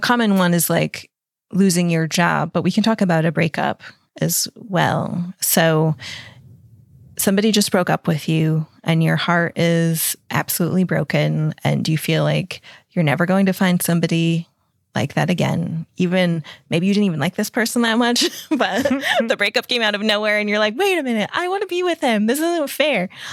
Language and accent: English; United States; moved away as an adult; now in Europe; I'm an American, but I've lived over here in Europe for the last ten years